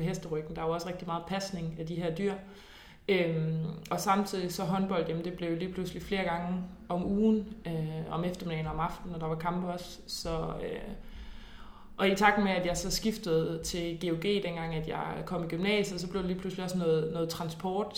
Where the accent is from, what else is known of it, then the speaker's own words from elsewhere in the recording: Nyborg, Southern Denmark, Denmark; jeg kommer fra Nyborg af, hvor at der jo er superskønne naturomgivelser, så det var jo ridtur ved, øh, ved stranden og i skoven